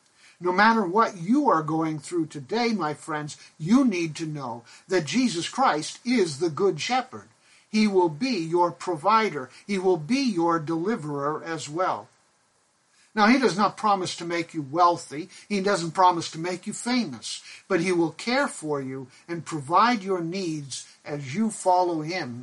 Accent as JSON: {"language": "English", "country": "Pakistan", "tie": "born or raised there", "lives_now": "United States", "said": "When my brother and I were growing up in Pakistan, we had two sheep. We lived on the mission compound, where there was a cow, a flock of geese, chickens, and our two sheep."}